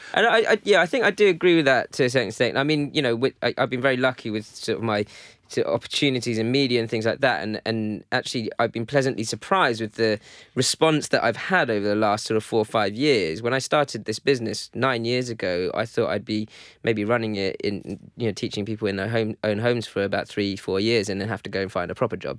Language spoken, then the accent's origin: English; London, United Kingdom; I grew up in London